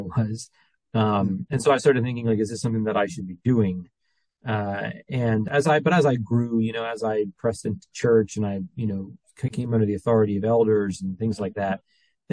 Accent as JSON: {"language": "English", "region": "New Jersey", "country": "United States", "moved": "yes", "said": "I'm from New Jersey"}